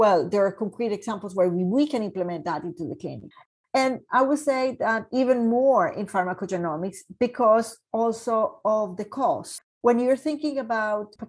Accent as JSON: {"language": "English", "country": "Colombia", "moved": "yes", "lives_now": "Canada", "said": "I am from Colombia"}